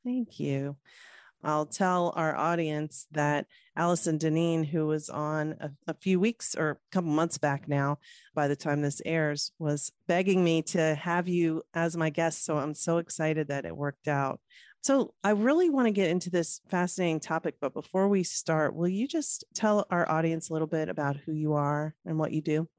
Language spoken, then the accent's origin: English; Norfolk, Virginia, United States; Virginia Beach, Virginia, my hometown. Actually, I'm from Norfolk, but they're right next to each other